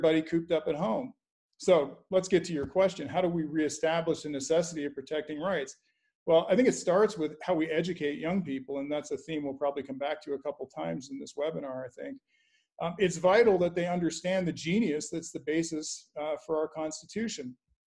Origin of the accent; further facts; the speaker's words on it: Canada; now in United States; I'm an American by choice, not by birth. I grew up in Canada, and I admired America so much that I decided I'd do everything I could to emigrate here.